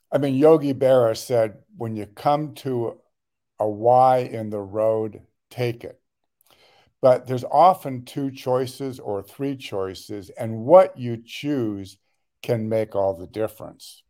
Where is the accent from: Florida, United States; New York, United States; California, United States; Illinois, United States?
California, United States; Los Angeles; I was born and raised in the Los Angeles area. uh, the west side